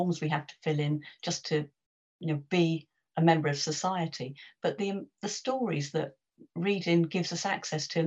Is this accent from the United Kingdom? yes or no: yes; London, United Kingdom; I'm a West Londoner